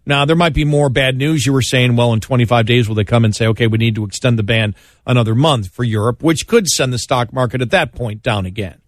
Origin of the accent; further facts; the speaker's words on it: Buffalo, New York, United States; moved away; my hometown because I'm from there